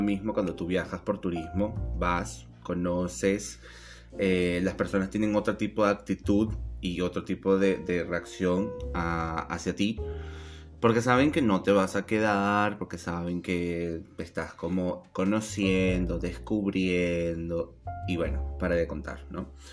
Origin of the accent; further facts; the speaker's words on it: Venezuela; accent: Venezuelan; moved away as an adult; now in Buenos Aires, Argentina; soy tan venezolano como una arepa.